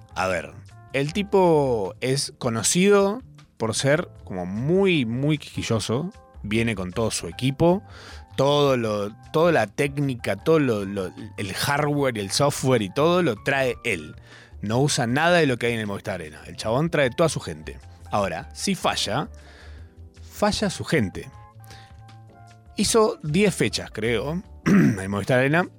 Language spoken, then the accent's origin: Spanish; Argentina; como todo argentino de bien